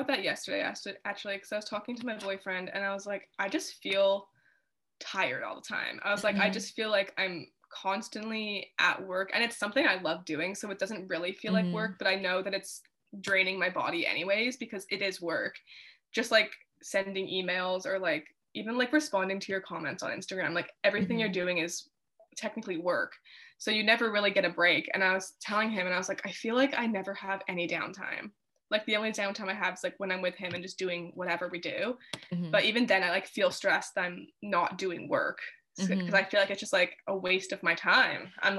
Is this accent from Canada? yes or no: yes; Canada; so I do think stuff like that as a Canadian creator do, it doesn't like bother me that much